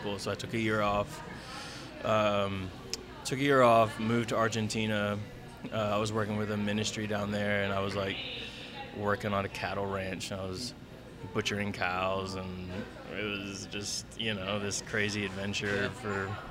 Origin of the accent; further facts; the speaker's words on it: Flowery Branch, Georgia, United States; also born or lived in Texas; I grew up here in Georgia, here in Flowery Branch, actually